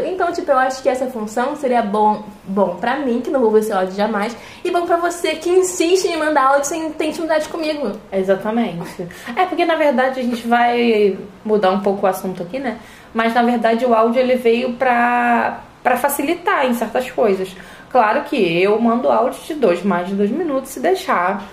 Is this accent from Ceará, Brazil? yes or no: no; Rio de Janeiro, Brazil; Eu tenho 22 anos, eu sou carioca